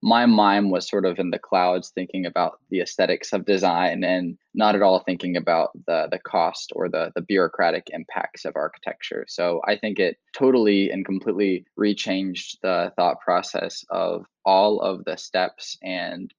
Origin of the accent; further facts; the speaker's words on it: North Carolina, United States; moved away as an adult; I had just moved out of my hometown in North Carolina, where my family had been adversely affected by Hurricane Florence.